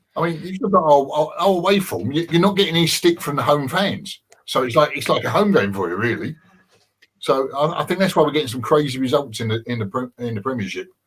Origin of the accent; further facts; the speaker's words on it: London, United Kingdom; I grew up in Green Street